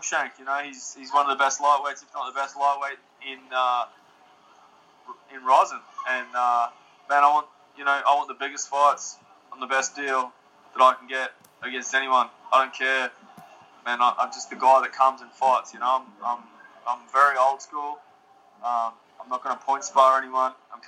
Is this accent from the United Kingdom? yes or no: no; Queensland, Australia; I'm from Queensland in Australia